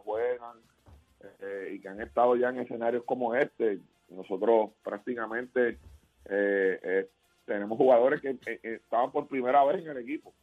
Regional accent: Puerto Rico; como puertorriqueño que soy

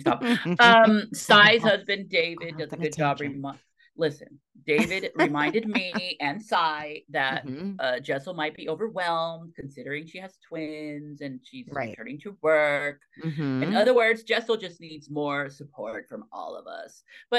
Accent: Tequila, Jalisco, Mexico; Listen, my hometown is Tequila, Mexico.

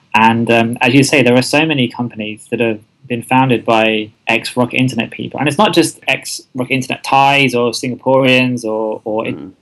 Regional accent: England, United Kingdom; moved away as an adult; also born or lived in London / Asia; now in Thailand; I am indeed English uh, from the UK

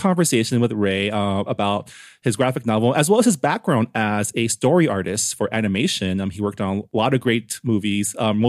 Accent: Toronto, Ontario, Canada; born there; Toronto, I guess not technically my hometown, my city of birth is more accurate.

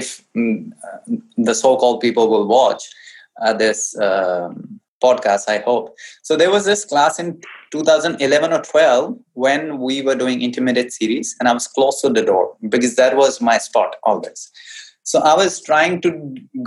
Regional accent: North India, India; English is a second language; I hail from North India and I understand Hindi better

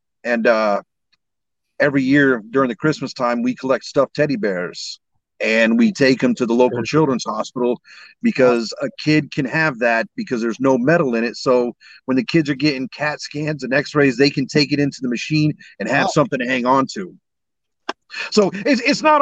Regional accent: Batavia, New York, United States; now in Orlando, United States; I'm from Batavia. A lot of my family's buried up in Elba.

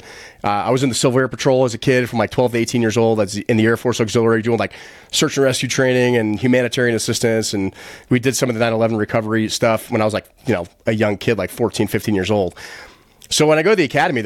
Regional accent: West Milford, New Jersey, United States; moved away as an adult; also born or lived in New York; being born in New York and being raised in New Jersey

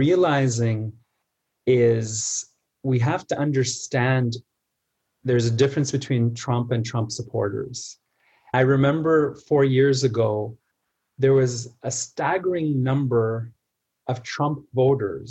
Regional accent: Canada; I was born in Canada, I was spending the summers in Egypt.

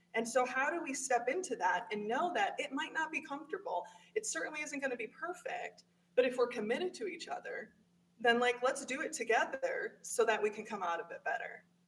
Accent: Midwest, United States; As a white woman in the Midwest, I was very much raised with the Midwest nice mentality

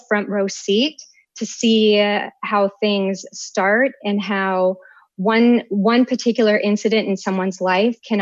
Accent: Minnesota, United States; moved away as an adult; also born or lived in Austin, Texas; now in Washington, D.C., United States; I hail from Minnesota.

